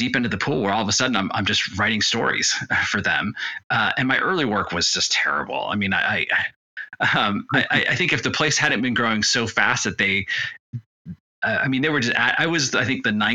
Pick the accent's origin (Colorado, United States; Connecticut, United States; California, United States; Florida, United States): California, United States; also born or lived in Detroit, Michigan; I grew up in California, but my family's from South America originally